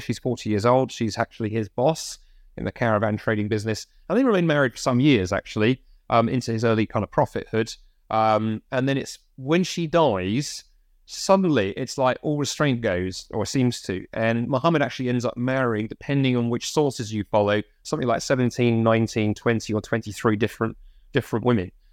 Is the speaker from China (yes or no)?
no; United Kingdom; as British Christians